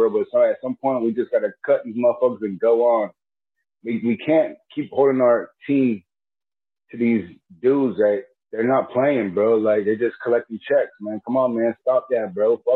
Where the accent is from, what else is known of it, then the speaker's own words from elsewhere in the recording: Miami, Florida, United States; I'm I'm from Miami